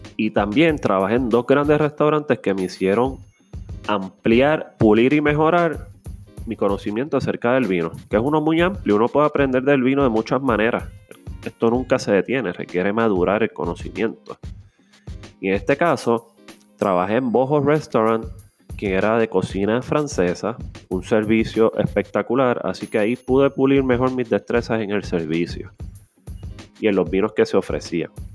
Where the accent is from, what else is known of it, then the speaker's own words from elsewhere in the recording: Carolina, Puerto Rico; soy un joven de Carolina